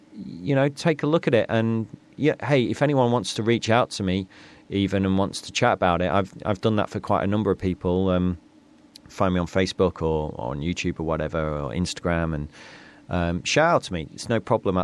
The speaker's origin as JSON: {"language": "English", "area": "North East Lincolnshire", "region": "Yorkshire and the Humber", "country": "United Kingdom", "said": "I come from Northeast Lincolnshire"}